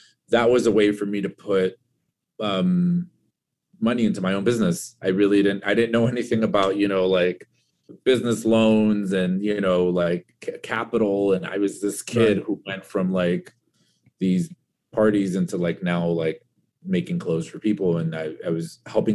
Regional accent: Orange County, California, United States; I was just this kid from Orange County

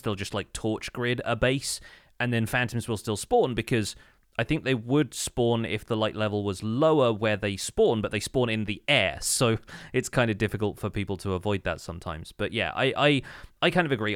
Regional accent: United Kingdom; as a British person

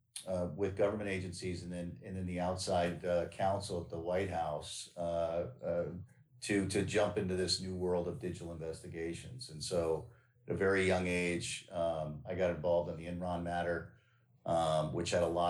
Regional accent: Northern Virginia, United States; I grew up in Northern Virginia

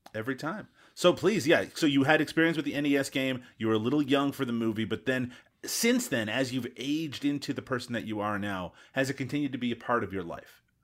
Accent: Newfoundland and Labrador, Canada; I'm from Newfoundland, as listeners of the show already know, and uh, that's an island

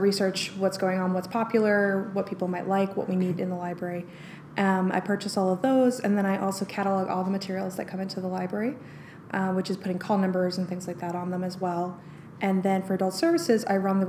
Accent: New York, United States; moved away; also born or lived in Denver, Colorado; I'm from New York

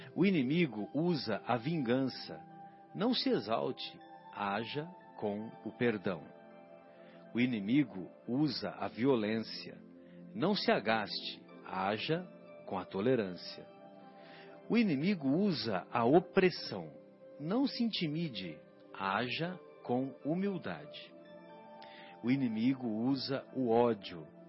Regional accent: São José do Rio Pardo, São Paulo, Brazil

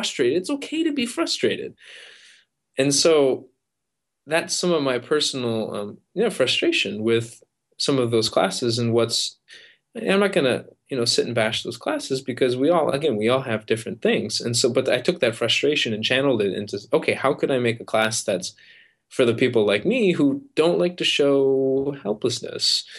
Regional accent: Midwest, United States; I grew up in the Midwest

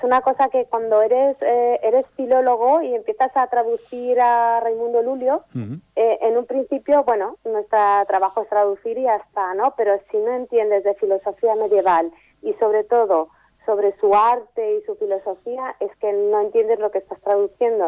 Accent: Ripollet, Catalonia, Spain; soy de Ripollet y soy filóloga clásica

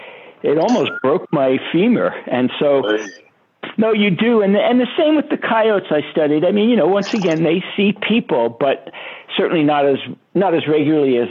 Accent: New York City, New York, United States; I grew up in Brooklyn, New York

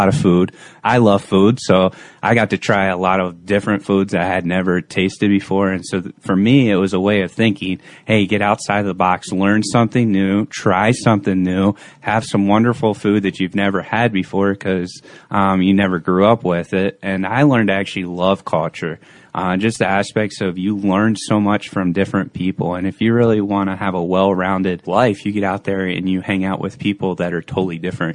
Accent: Pennsylvania, United States; moved away as an adult; also born or lived in Washington, D.C.; I grew up in Pennsylvania

